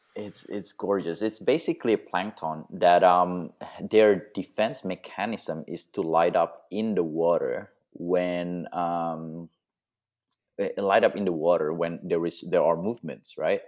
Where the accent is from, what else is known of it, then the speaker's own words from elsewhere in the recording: Indonesia; moved away; also born or lived in Australia; I was born in Indonesia, and then I moved to Australia, and now I'm, um, nomadic travel photography